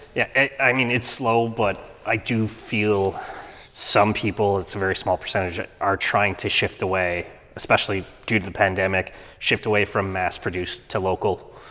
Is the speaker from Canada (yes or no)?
yes; Canada; I'm Canadian